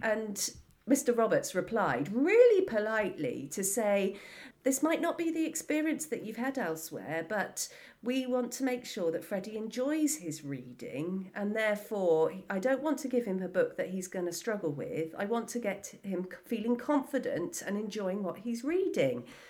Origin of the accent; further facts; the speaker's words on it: Wells, South West England, United Kingdom; I grew up in Somerset in the local area, so being in school in Wells